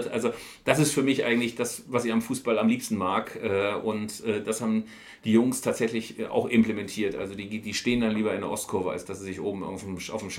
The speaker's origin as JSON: {"language": "German", "region": "North Rhine-Westphalia", "country": "Germany", "said": "was einen irgendwie auch als Ostwestfale gar nicht mehr aus der Ruhe bringt."}